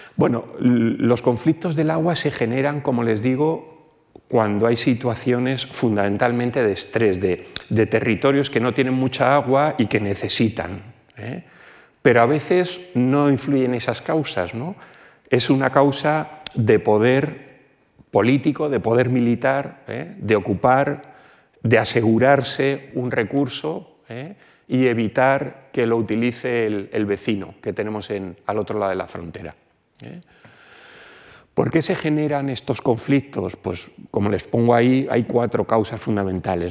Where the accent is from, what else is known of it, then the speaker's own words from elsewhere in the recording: Alicante, Valencian Community, Spain; De donde yo vengo, una porción del agua del grifo viene de una desaladora de, forma continua en Alicante